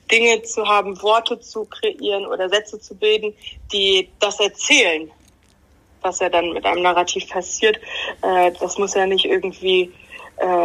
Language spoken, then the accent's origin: German; Bremen, Germany; Ich wohne wieder in meinem Eltern- und Familienhaus. Ach so. So sehr bin ich Bremerin